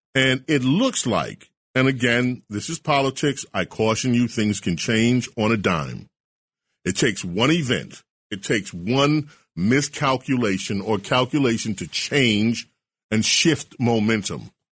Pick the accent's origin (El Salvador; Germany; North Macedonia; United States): United States; New York City, New York; when I grew up in St. Albans, Queens, there was a Republican um, headquarters right on Farmers Boulevard